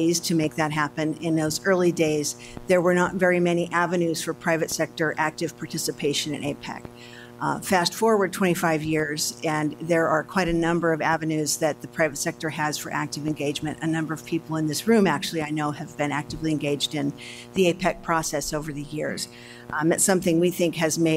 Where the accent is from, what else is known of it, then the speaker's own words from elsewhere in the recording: Seattle, Washington, United States; I'm from Seattle